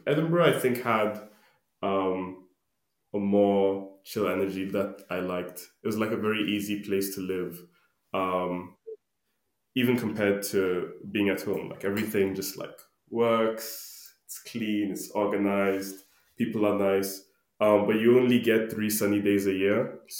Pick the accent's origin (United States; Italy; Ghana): Ghana; now in United Kingdom; I was born in the UK because my parents like went to university here and then worked here for a bit. And then we moved back to Ghana when I was 3 years old.